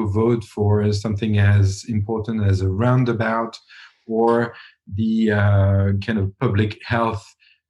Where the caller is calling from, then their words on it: Switzerland; I'm calling from Switzerland